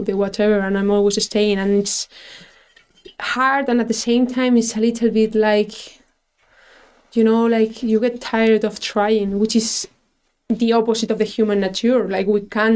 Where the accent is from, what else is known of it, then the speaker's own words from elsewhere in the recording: Madrid, Community of Madrid, Spain; English is a second language; moved away as an adult; now in Dublin, Ireland; I'm from Madrid, it's really, really traditional